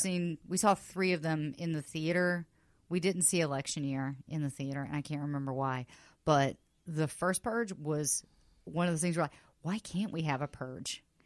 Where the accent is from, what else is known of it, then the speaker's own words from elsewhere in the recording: the South, United States; now in Los Angeles, United States; I grew up in the South